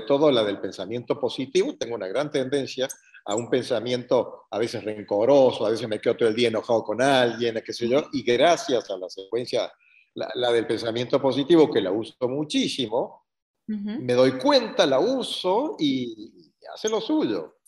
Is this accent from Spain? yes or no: no; Córdoba, Argentina; also born or lived in La Pampa, Argentina; Soy argentino, nacido en la ciudad de Córdoba